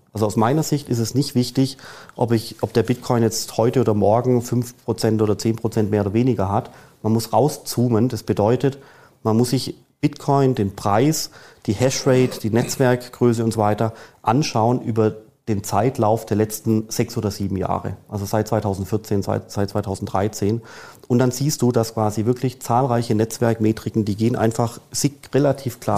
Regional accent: Germany; als Deutscher in Deutschland

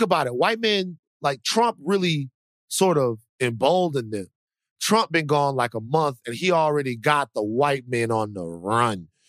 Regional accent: Deep South, United States; also born or lived in Dallas, Texas; I'm from the Deep South

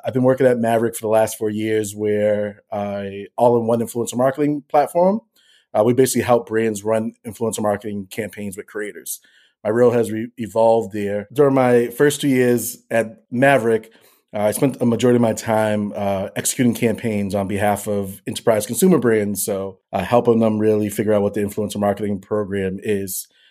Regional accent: Boston, Massachusetts, United States; I'm born and raised in Boston, Massachusetts

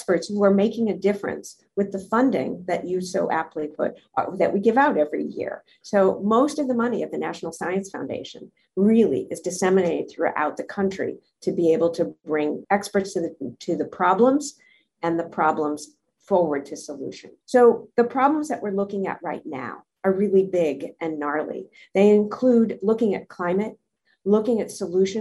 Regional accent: Minnesota, United States; moved away; also born or lived in the Northeast / the Deep South; I grew up in Minnesota in a small town.

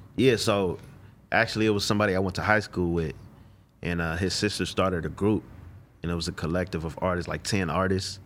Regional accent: Los Angeles, California, United States; also born or lived in Inland Empire, California; I'm from South Central L

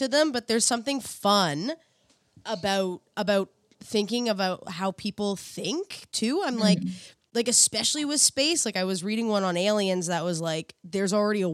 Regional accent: East Coast, Canada; moved away; I'm from the East Coast, so the ocean is like feels like home to me

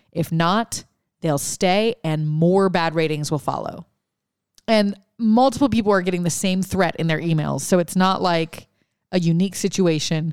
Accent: Louisiana, United States; we had Mardi Gras 'cause I grew up in Louisiana

